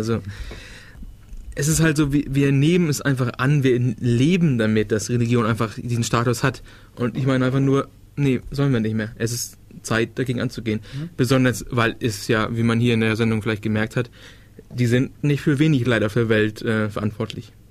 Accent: Schleswig-Holstein, Germany; wie gesagt, ich komme ja aus der Ecke Dänemark. Der Kreis der Leute, die ich kannte, waren eher dänisch angehaucht.

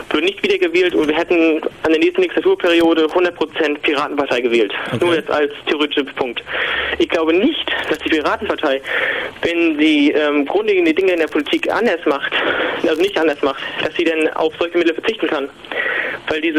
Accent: Mecklenburg-Vorpommern, Germany; ich muss dazu sagen, ich komme aus Mecklenburg-Vorpommern, also aus den neuen Bundesländern

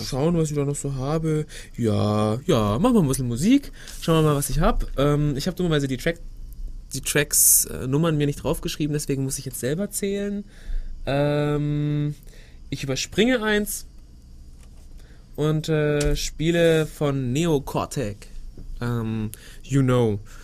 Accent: Germany; bei uns in Deutschland

